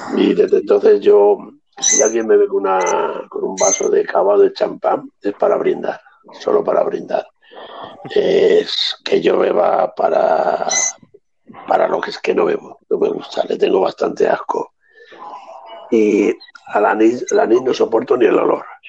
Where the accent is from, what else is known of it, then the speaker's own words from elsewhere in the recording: Andalusia, Spain; como andaluces que somos